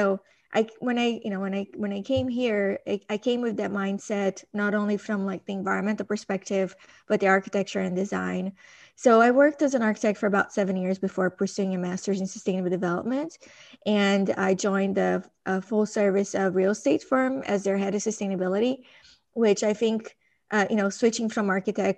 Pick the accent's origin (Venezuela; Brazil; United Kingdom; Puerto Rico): Brazil; moved away; I grew up in Brazil, and I think that my early childhood influenced a lot of like who I am today